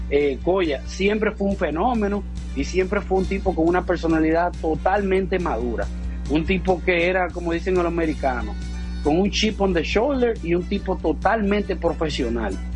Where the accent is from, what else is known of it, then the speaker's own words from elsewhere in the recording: Campo de la Palma, Dominican Republic; eso yo me pasé mi niñez ahí en Campo de la Palma, y yo me recuerdo siendo un niño de 11 y de 12 años